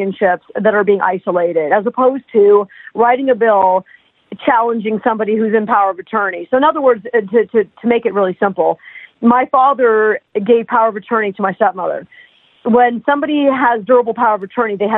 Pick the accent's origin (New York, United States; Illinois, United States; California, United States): New York, United States; New York City; we're all from New York City